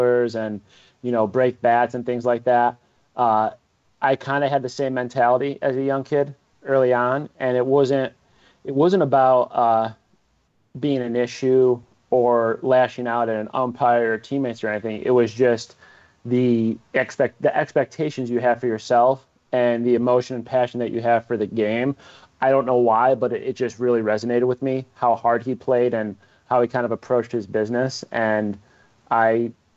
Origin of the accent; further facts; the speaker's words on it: Binghamton, New York, United States; I grew up in Binghamton, New York, which is considered to be in the upstate region